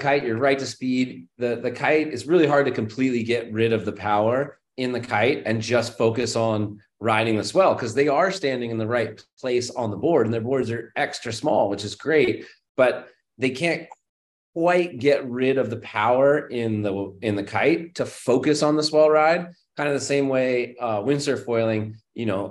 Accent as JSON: {"language": "English", "town": "Berkeley", "region": "California", "country": "United States", "tie": "born or raised there", "said": "I grew up in Berkeley, California, which is, you know, San Francisco Bay Area"}